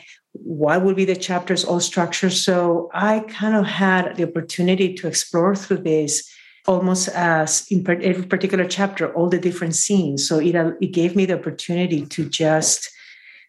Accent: Peru; now in San Francisco, United States; from Peru

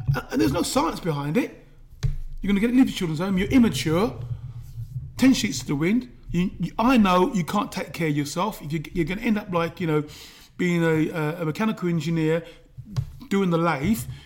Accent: London, United Kingdom; I was brought up in London N9

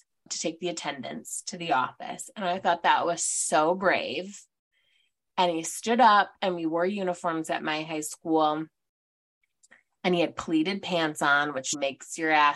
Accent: Detroit, Michigan, United States; moved away as an adult; also born or lived in Ohio; from the burbs, just outside of Detroit, went to Grand Valley for my undergrad, went to Bowling Green for my master's. So I moved from Michigan. We're both from Michigan.

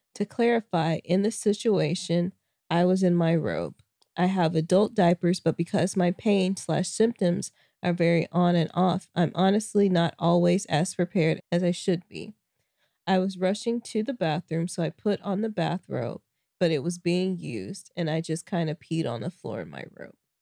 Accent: Arkansas, United States; moved away; also born or lived in Kansas; Arkansas, my home state

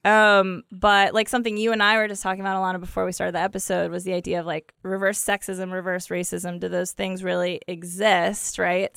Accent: Ohio, United States; I'm from the Midwest. I'm from Ohio.

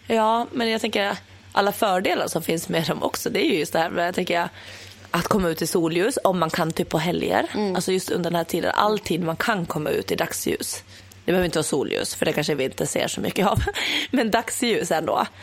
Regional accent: Åland Islands; now in Stockholm, Sweden; hemma på Åland

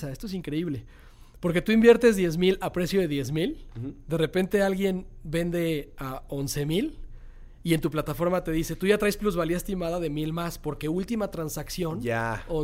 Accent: Monterrey, Nuevo León, Mexico; me gusta la bodeguita y está en Monterrey, en mi

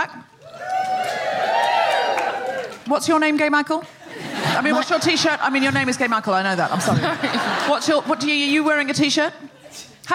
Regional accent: Australia; moved away; I'm Australian

